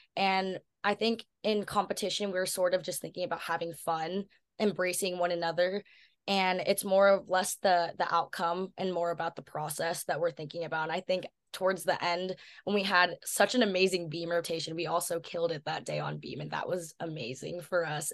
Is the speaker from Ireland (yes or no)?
no; Washington, United States; moved away as an adult; now in Berkeley, United States; growing up in Washington